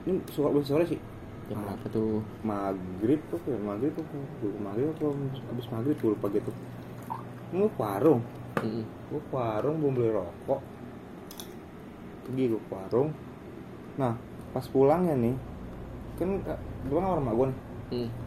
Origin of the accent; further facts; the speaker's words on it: Bandung, West Java, Indonesia; gue anak Bandung